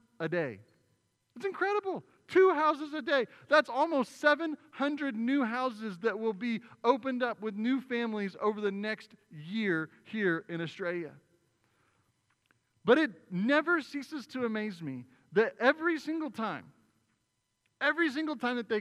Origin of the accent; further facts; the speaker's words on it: Oklahoma, United States; now in Arizona, United States; I'm not native to Arizona, right? I come from Oklahoma.